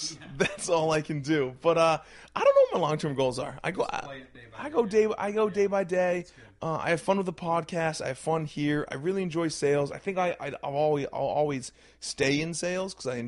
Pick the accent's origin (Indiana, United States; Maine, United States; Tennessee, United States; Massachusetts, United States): Maine, United States; Brunswick; I grew up in Brunswick, Maine. Okay. I was born and raised right there.